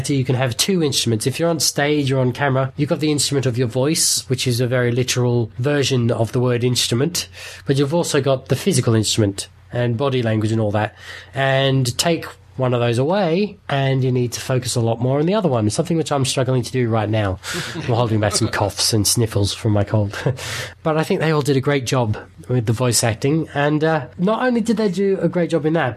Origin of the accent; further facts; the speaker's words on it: Australia; I'm saying this as an Aussie